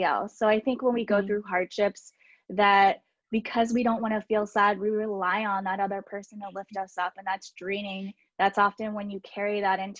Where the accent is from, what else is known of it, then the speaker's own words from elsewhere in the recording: United States; I am from the Baltimore, DC area